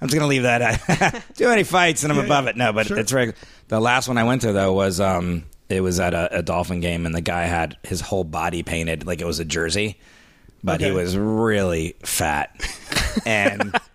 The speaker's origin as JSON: {"language": "English", "town": "Miami", "region": "Florida", "country": "United States", "also_born_or_lived": "Central New York", "moved": "as an adult", "said": "I'm from Miami originally"}